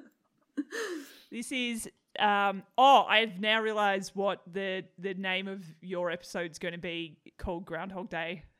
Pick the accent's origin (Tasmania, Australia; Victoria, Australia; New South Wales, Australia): Tasmania, Australia; now in Melbourne, Australia; I grew up in Tassie